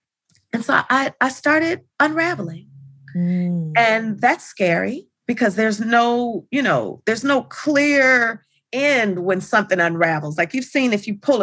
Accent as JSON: {"language": "English", "town": "Los Angeles", "region": "California", "country": "United States", "tie": "born or raised there", "said": "I grew up in Los Angeles"}